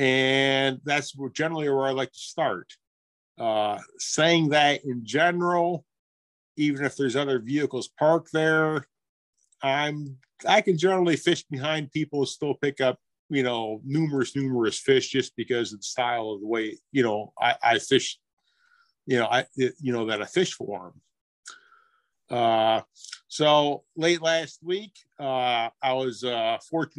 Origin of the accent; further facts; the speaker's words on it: Western New York, United States; growing up in Western New York